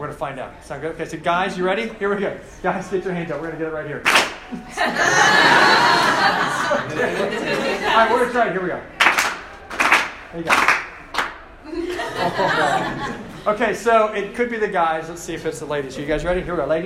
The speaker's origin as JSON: {"language": "English", "town": "Cincinnati", "region": "Ohio", "country": "United States", "tie": "born or raised there", "moved": "yes", "lives_now": "Charlottesville, United States", "said": "I grew up in Cincinnati"}